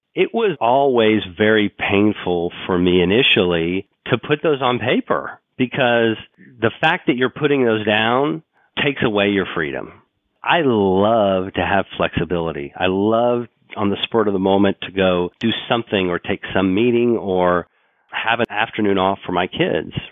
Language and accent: English; Oklahoma City, Oklahoma, United States; I grew up in Oklahoma City